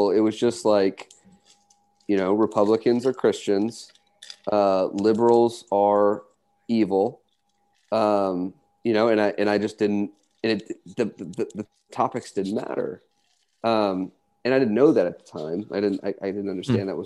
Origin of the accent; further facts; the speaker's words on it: Texas, United States; just by being Texan and being Jewish